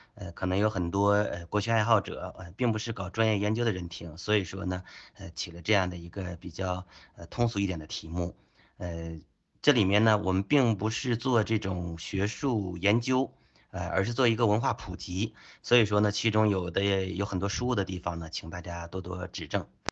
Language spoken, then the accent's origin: Chinese; China; 我们中国人